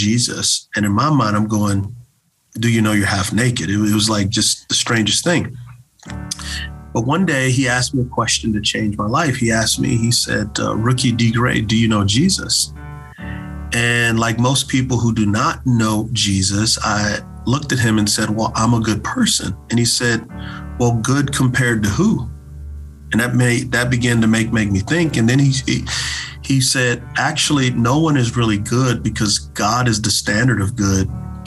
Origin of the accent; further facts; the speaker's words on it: Texas, United States; growing up in Texas, I knew that football was my way out